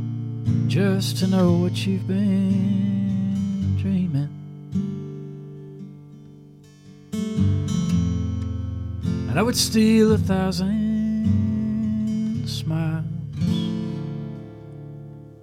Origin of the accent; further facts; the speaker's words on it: Texas, United States; growing up in Texas